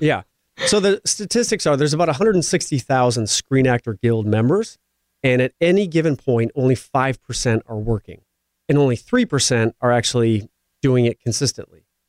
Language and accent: English; Midwest, United States; moved away; growing up in the Midwest where I come from